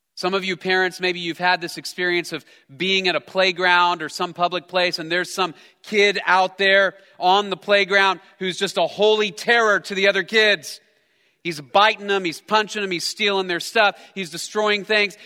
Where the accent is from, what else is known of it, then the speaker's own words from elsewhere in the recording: Texas, United States; I'm a, I'm a Texan raised by Texans. I grew up in Texas